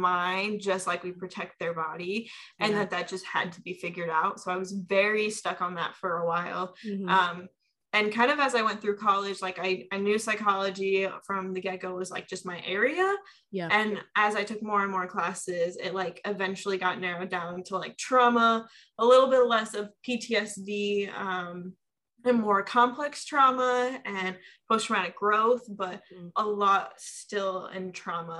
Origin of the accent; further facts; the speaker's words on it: Omaha, Nebraska, United States; moved away as an adult; now in Chicago, United States; I'm from Omaha, Nebraska. I was born and raised there. At 18, I moved to Chicago area